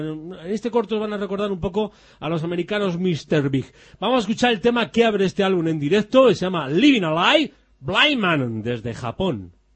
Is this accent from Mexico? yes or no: no; near San Sebastián, Basque Country, Spain; donde yo nací, en Donosti